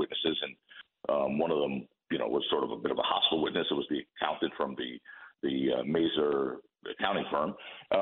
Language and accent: English; United States; I'm an American